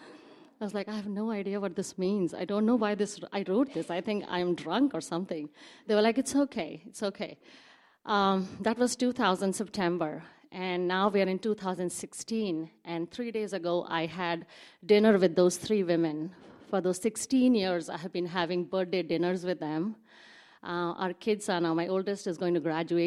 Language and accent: English; India; moved away as an adult; now in Seattle, United States; I grew up in India